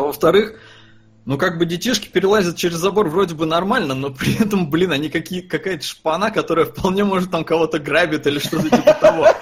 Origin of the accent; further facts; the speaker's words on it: Estonia; я родился там в Советском Союзе, в Эстонии. Я не жил никогда в России.